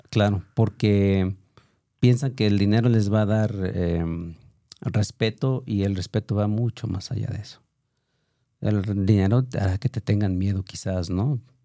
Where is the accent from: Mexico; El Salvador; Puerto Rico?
Mexico; Autlán de Navarro, Jalisco; moved away; also born or lived in Tlajomulco de Zúñiga, Jalisco; yo soy de Outland de la Gran. Eh, por razones ahí complicadas, em, me traen a, vivir a, Tlajumulco